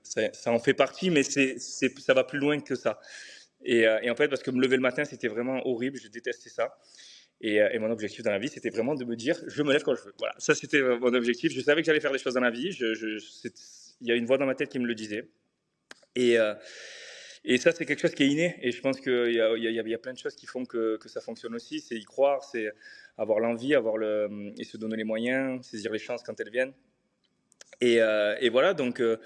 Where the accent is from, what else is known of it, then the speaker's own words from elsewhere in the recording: Marseille, Provence-Alpes-Côte d'Azur, France; moved away as an adult; now in Dubai, United Arab Emirates; j'ai grandi à Marseille. Je suis né à Marseille, euh, dans les quartiers nord euh, de Marseille.